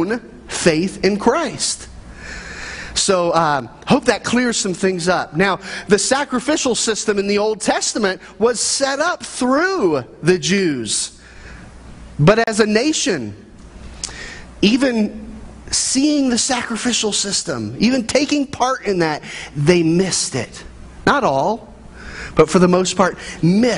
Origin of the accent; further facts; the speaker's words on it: Midwest, United States; I grew up in the American family in the Midwest